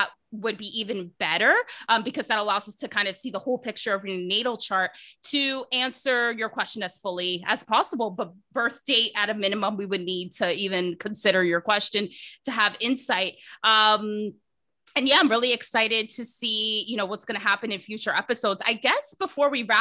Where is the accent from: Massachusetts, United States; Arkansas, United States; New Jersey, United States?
New Jersey, United States; moved away as an adult; also born or lived in Toronto, Canada; now in Vancouver, Canada; I'm a Jersey girl, just like you. I'm originally from New Jersey